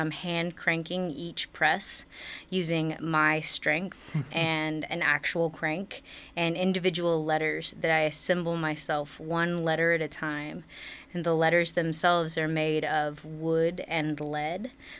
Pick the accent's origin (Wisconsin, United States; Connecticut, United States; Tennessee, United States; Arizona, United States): Tennessee, United States; Nashville; I'm from Nashville, Tennessee